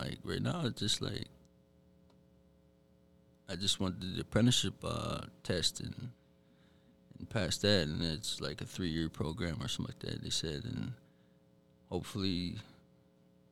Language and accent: English; Red Lake, Minnesota, United States; Red Lake. I pretty much grew up there most of my life.